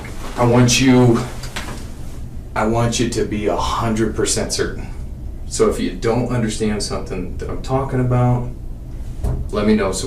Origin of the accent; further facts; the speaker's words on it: Denver, Colorado, United States; I grew up in Denver.